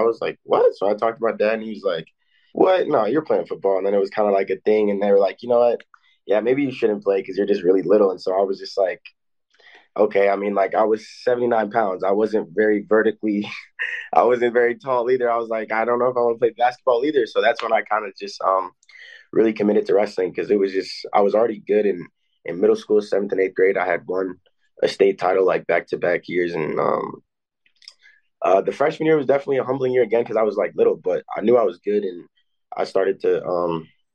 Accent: Illinois, United States; I'm from Illinois, which is a really tough state.

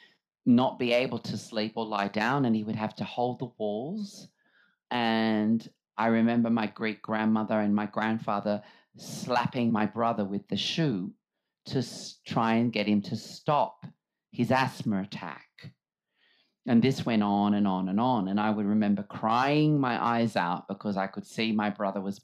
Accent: Sydney, New South Wales, Australia; also born or lived in Redfern; I grew up in Surrey Hills in Sydney, in my grandmother and grandfather's house

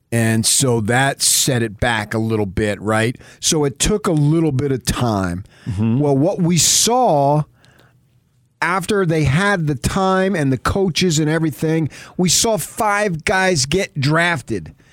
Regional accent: Jonesboro, Arkansas, United States; Although we're brothers from Jonesboro, Arkansas.

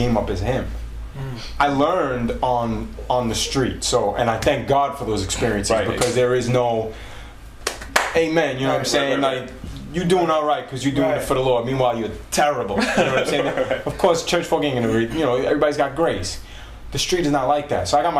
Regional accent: New York City, New York, United States; I'm from Staten Island

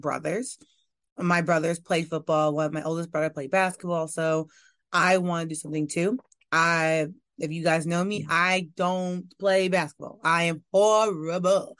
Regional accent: New York, United States; moved away as an adult; also born or lived in Louisiana; now in Washington, D.C., United States; I am from New York. I am a New York girl born and raised.

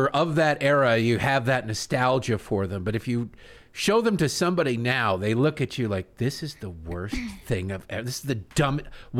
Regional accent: Michigan, United States; I'm from Michigan. Tim Allen, Michigan. Detroit.

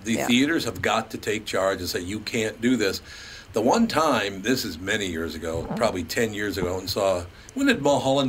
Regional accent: Minneapolis, Minnesota, United States; Growing up on West Broadway in North Minneapolis, there were three movie theaters there.

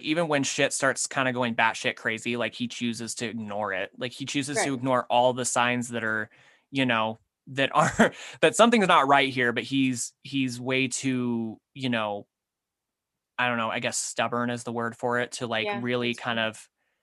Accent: Utah, United States; my home state of Utah

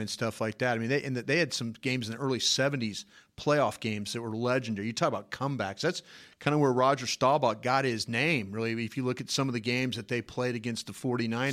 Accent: Dallas, Texas, United States; I told nobody I was from Dallas

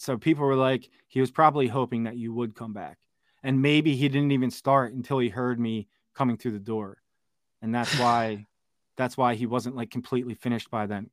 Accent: Philadelphia, Pennsylvania, United States; moved away as an adult; Born and raised in Philadelphia. Spent twenty-five years of my thirty-four years living there

